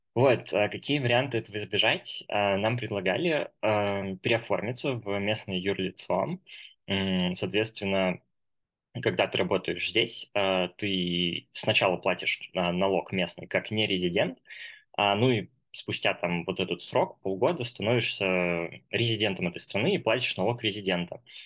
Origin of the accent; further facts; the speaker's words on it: Moscow, Russia; moved away as an adult; now in Kazakhstan; мне сейчас 22 года. А, я из Москвы